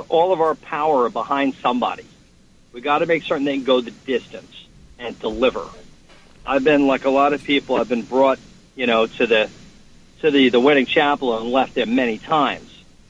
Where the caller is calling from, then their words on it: Long Island, New York, United States; George, I'm calling from Long Island.